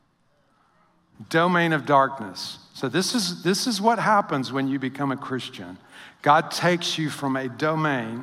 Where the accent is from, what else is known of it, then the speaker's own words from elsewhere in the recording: Northwest Louisiana, United States; moved away; also born or lived in Midwest; I was raised in Northwest Louisiana.